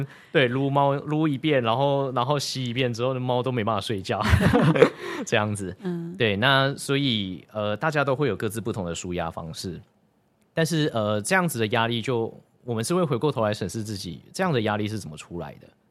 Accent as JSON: {"language": "Chinese", "town": "Taichung", "country": "Taiwan", "tie": "born or raised there", "said": "我是台中人"}